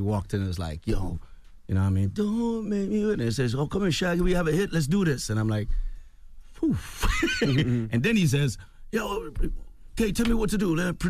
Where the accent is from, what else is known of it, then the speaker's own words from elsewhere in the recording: Rae Town, Kingston, Jamaica; now in United States; I'm from the hood. I'm from Raytown. I've lived in a tenement job my whole life, you know, until I came to the States.